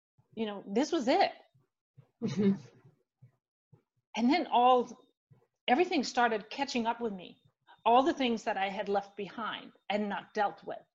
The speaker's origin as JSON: {"language": "English", "country": "Denmark", "tie": "born or raised there", "also_born_or_lived": "Switzerland / Spain / Netherlands", "moved": "as an adult", "lives_now": "United States", "said": "So I grew up in Denmark, born and raised, lived there till my late 20s."}